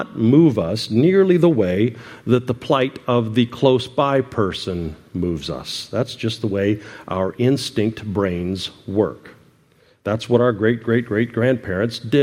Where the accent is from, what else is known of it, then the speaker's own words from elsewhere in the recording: United States; we're an American